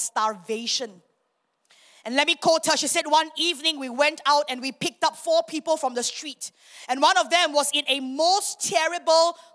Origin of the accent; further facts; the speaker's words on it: Singapore; moved away as an adult; now in Miri, Malaysia; I'm a Singaporean.